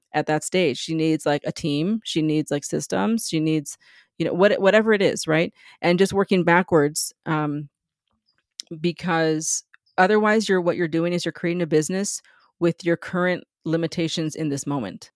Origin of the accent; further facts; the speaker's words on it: San Diego, California, United States; moved away as an adult; also born or lived in New York; I grew up in San Diego near the border, like ten minutes from the Mexican border